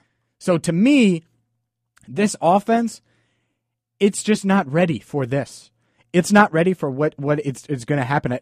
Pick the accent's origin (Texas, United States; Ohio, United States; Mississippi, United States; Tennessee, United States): Ohio, United States; Cincinnati; Obviously, I grew up in Cincinnati.